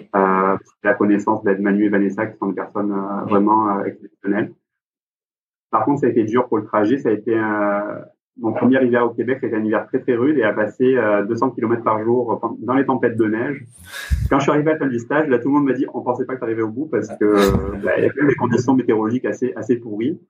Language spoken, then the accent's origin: French; Marseille, Provence-Alpes-Côte d'Azur, France; moved away as an adult; also born or lived in Alsace; now in Montreal, Canada; Je suis originaire, du sud de la France